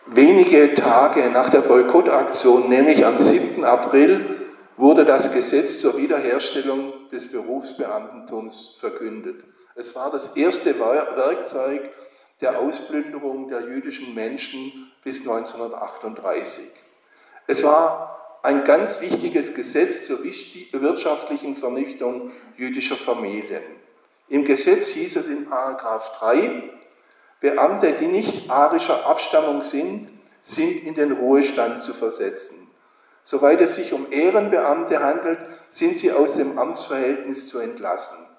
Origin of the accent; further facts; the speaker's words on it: Horb am Neckar, Baden-Württemberg, Germany; ich komme aus Horb am Neckar